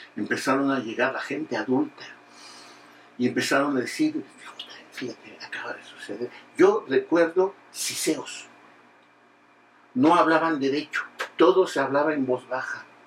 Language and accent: Spanish; Naucalpan, State of Mexico, Mexico; now in Mexico City, Mexico; Los que vivimos en el distrito, bueno, en la Ciudad de México, y hemos vivido buena parte de nuestra historia personal en el Estado de México, porque somos de Acatlán